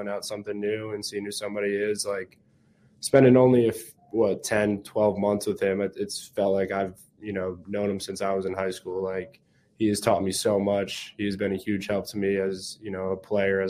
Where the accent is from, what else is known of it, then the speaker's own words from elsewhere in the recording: New Jersey, United States; moved away as an adult; growing up in Jersey